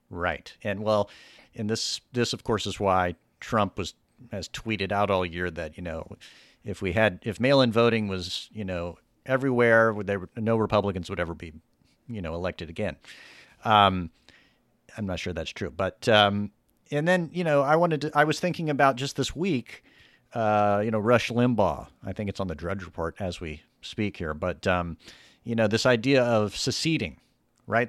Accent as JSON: {"language": "English", "region": "the South", "country": "United States", "tie": "born or raised there", "said": "I grew up in the South"}